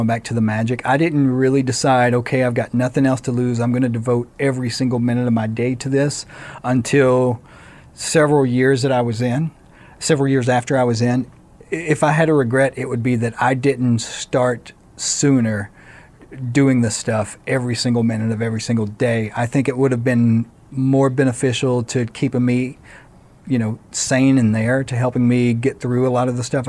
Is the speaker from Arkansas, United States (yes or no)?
yes; Arkansas, United States; moved away; I come from Arkansas. When I was born, my mother was 16 and my father was 17